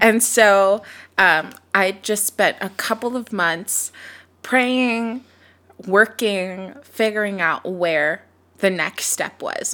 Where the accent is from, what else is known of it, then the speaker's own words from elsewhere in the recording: Sacramento, California, United States; moved away as an adult; now in Texas, United States; I was born and raised in Sacramento, California, moved to Texas, almost exactly four years ago.